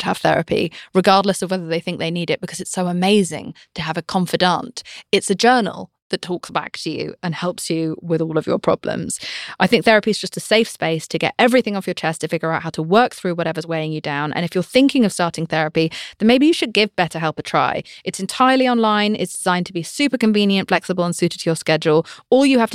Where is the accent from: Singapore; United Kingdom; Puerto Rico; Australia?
United Kingdom; I'm British.